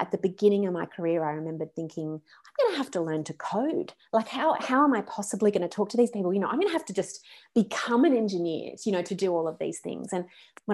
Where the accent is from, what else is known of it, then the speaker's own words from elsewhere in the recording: Australia; moved away as an adult; also born or lived in West Coast, United States; I'm Australian.